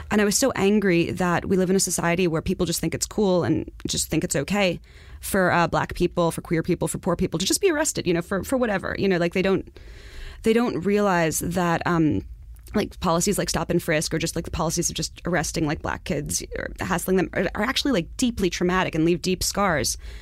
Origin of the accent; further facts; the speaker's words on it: New York City, New York, United States; I'm from Far Rockaway.